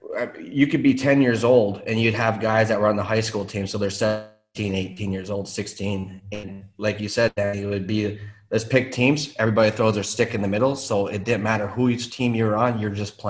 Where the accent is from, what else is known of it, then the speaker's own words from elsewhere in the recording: Virginia, Minnesota, United States; I grew up in Minnesota. Yeah. I mean, I grew up in the north of Minnesota, the Iron Range, basically.